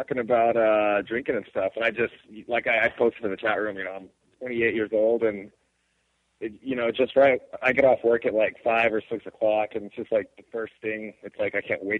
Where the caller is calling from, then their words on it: New Mexico, United States; from New Mexico.